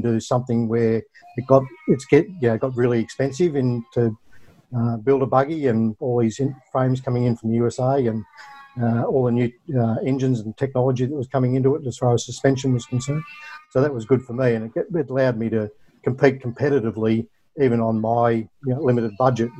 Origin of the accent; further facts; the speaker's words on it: Australia; been a fan of motorsport since a kid, as most Australian kids tend to be